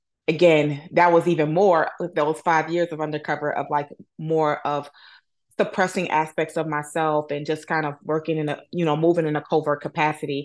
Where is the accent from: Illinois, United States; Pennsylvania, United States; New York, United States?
Illinois, United States; Chicago; I'm born and raised in Chicago, Illinois